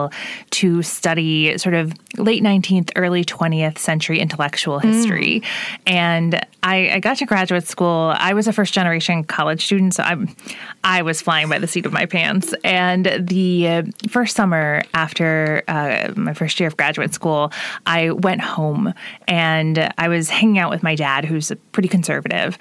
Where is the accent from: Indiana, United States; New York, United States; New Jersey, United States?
Indiana, United States; Evansville; I'm from Evansville originally